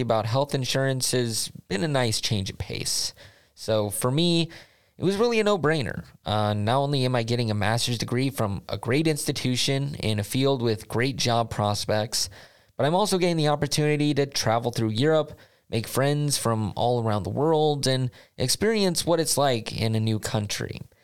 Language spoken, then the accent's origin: English; United States; moved away as an adult; now in Linköping, Sweden; If you can't tell by my accent, I was born and raised in the United States